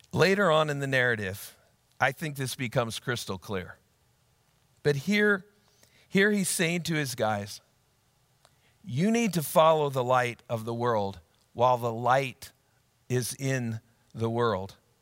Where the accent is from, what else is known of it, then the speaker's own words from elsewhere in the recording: Ankeny, Iowa, United States; my hometown of Ankeny, Iowa